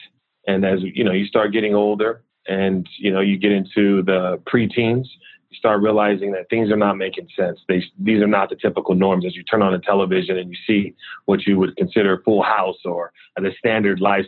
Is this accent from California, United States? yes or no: yes; Richmond, California, United States; I grew up in Richmond, California